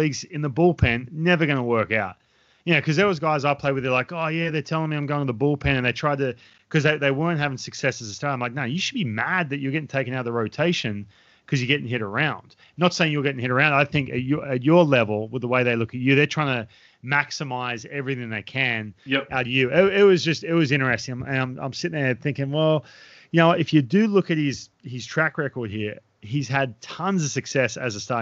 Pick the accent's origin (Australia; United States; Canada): Australia; moved away; I grew up in Australia